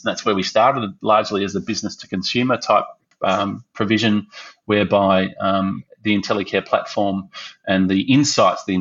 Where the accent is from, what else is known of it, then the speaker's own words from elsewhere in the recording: Melbourne, Victoria, Australia; also born or lived in Brisbane; as a kid growing up in Melbourne